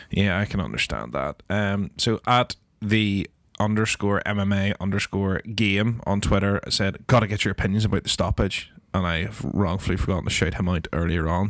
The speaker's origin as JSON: {"language": "English", "region": "Northern Ireland", "country": "United Kingdom", "said": "as Northern Irish people"}